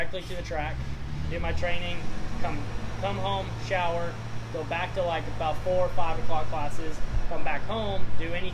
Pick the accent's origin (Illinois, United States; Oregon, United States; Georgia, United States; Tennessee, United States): Tennessee, United States; Memphis; But I'm from Memphis, Tennessee, originally.